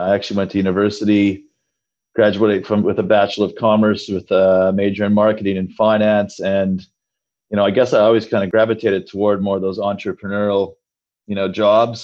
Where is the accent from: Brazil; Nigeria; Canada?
Canada; Saskatchewan; moved away as an adult; now in Sydney, Australia; I was actually born and raised in the farming heartland of Canada in Saskatchewan.